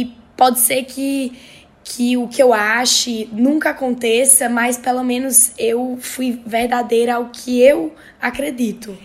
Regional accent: Northeast Region, Brazil

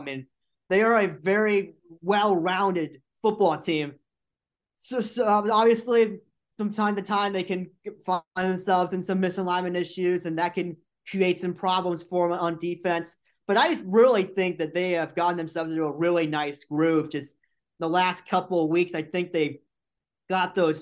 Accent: Indiana, United States; moved away as an adult; now in Brenham, United States; growing up in Indiana, and I grew up in a town very similar to Brenham

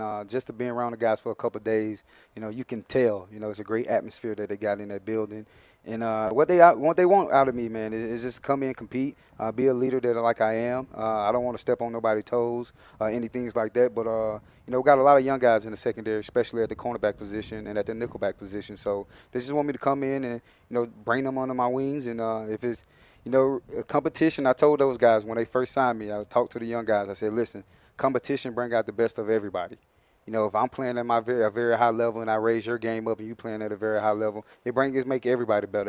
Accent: Mobile, Alabama, United States; moved away as an adult; also born or lived in Minnesota; I'm from Mobile, Alabama originally

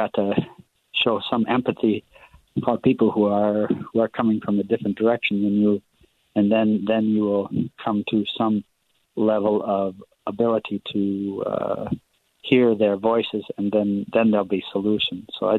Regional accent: Northern Ireland, United Kingdom; now in United States; I grew up in Northern Ireland, and I was fortunate to go to a parochial school

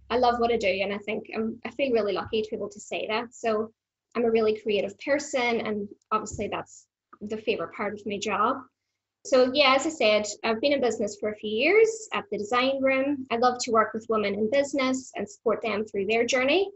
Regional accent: Ireland; moved away as an adult; now in Brisbane, Australia; I was born in the Green Isle, which may be obvious to most people. It's, you know, not a mellow accent, so I do tend to stand out.

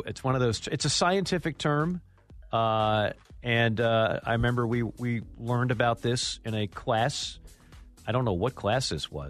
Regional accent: United States; as an American

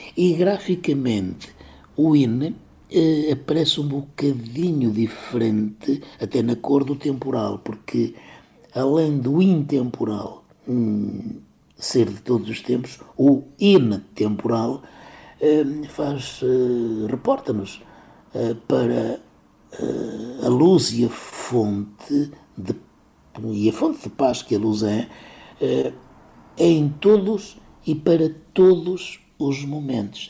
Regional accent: Cávado basin, Braga, Portugal; o ribeiro da minha terra, eh, se junta ao homem o homem se junta ao cávado

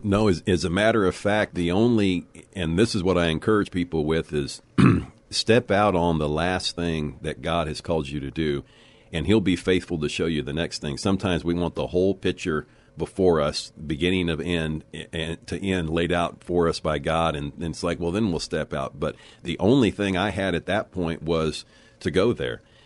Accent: Leakey, Texas, United States; also born or lived in Corpus Christi, Texas; I was, uh, born in Corpus Christi, Texas. So I'm a native Texan, and I was raised in the Texas Hill Country, uh, and went to school in Lakey, Texas, and graduated there

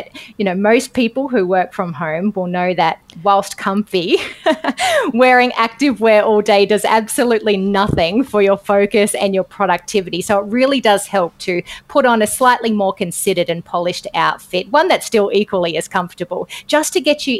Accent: Australia; accent: Aussie; I am very Aussie in the way that I say it.

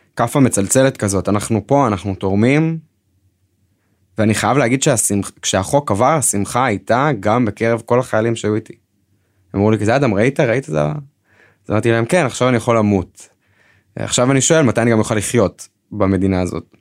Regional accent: Northern District, Israel; אני במקור מהצפון

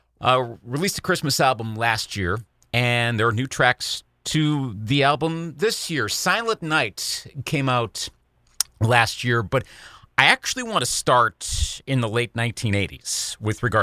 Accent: Eau Claire, Wisconsin, United States; In Eau Claire, Wisconsin, my hometown

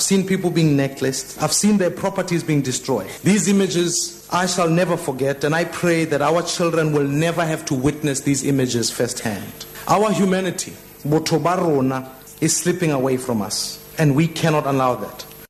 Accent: Soweto, Gauteng, South Africa; growing up in Soweto, we have seen the capability of humans to inflict violence on one another.

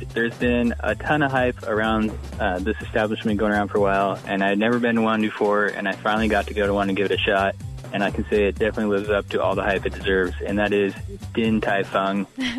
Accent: Hood Canal area, Washington, United States; growing up in the Hood Canal area

